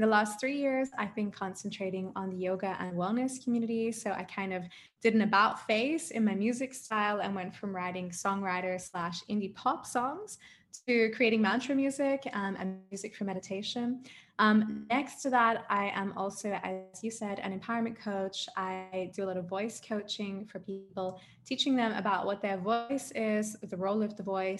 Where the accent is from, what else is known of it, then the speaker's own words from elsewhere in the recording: Adelaide, South Australia, Australia; now in Germany; So I'm actually an Australian. I know I don't really sound like an Australian, but I am a blooded Australian. I'm from Adelaide, South Australia.